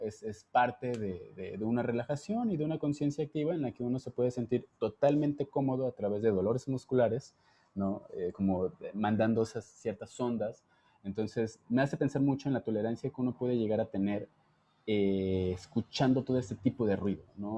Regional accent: Jalisco, Mexico; now in Mexico City, Mexico; yo soy de Jalisco

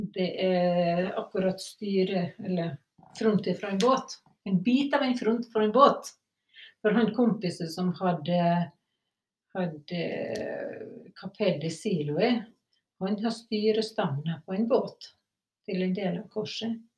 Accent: Sunnmøre, Møre og Romsdal, Norway; moved away; Og så var jeg hjemme på Sunnmøre

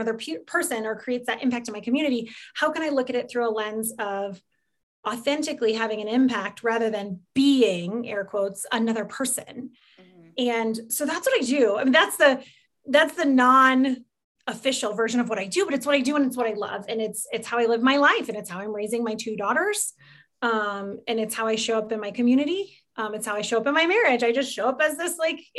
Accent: Des Moines, Iowa, United States; also born or lived in St. Louis, Missouri; now in Fort Collins, United States; So I grew up in the Midwest. I grew up in Iowa. I grew up in Des Moines

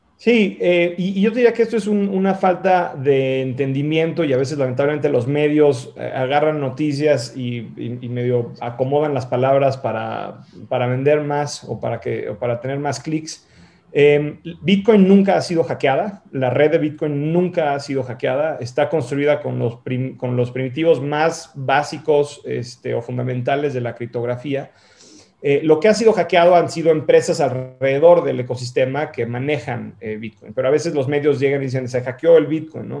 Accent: Mexico; moved away as an adult; also born or lived in San Francisco, United States / Boston, United States; yo soy mexicano, viví en México, ah, eh, crecí, viví en México hasta los 18 años, luego me fui a vivir fuera

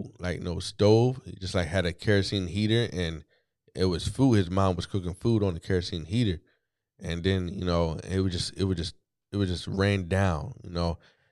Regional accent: East Coast, United States; I'm from the East Coast, so analogies come normal.

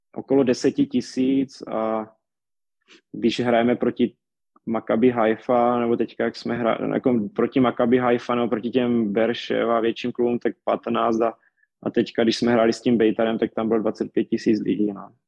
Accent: Czechia; já jsem tam zůstal jako jediný Čech

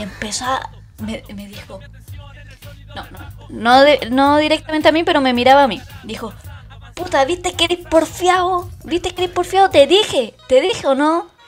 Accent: Maipú, Santiago Metropolitan Region, Chile; yo soy de Maipú

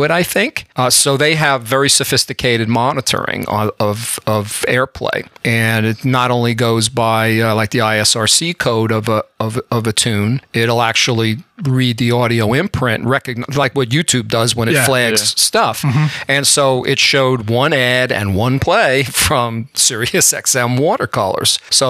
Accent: rural New Jersey, United States; accent: Bronx; also born or lived in Bronx, New York; I was born in the Bronx, New York, and I grew up in very rural New Jersey

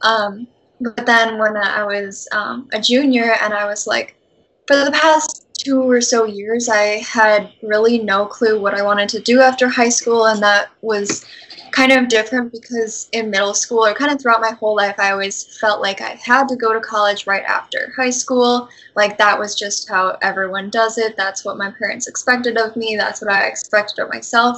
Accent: Wisconsin, United States; moved away as an adult; now in San Antonio, United States; I am from Wisconsin and I currently live in San Antonio in Texas. And I moved here about a year ago

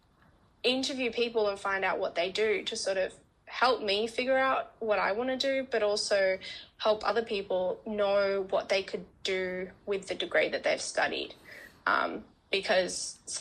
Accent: Canberra, Australian Capital Territory, Australia; moved away as an adult; now in Melbourne, Australia; I'm originally from Canberra, a nice small town known as the capital of Australia.

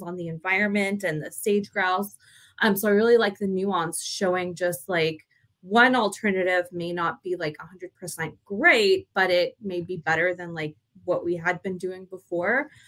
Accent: Texas, United States; though we're from Texas, like we're not from like country Texas

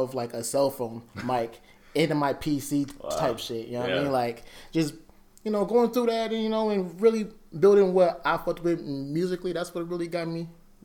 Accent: Des Moines, Iowa, United States; I'm from Des Moines, Iowa, West Side specifically.

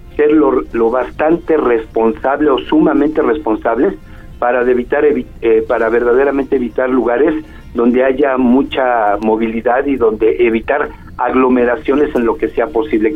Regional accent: Puebla, Mexico; podamos convivir como poblanos

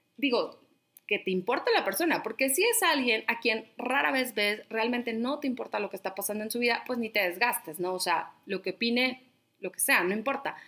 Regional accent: La Laguna, Coahuila, Mexico; moved away; soy de La Laguna

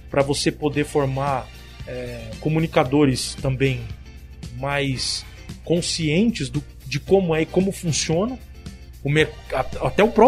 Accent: Paraguay; Eu sou descendente de oriental. Eu sou, eu sou japonês do Paraguai

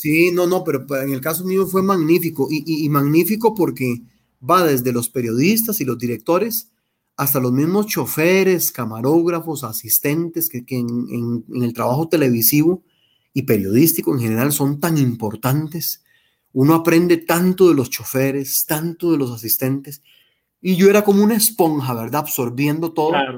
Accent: Heredia, Costa Rica; me crié en Heredia Centro, en un barrio que se llama Fátima, barrio Fátima.

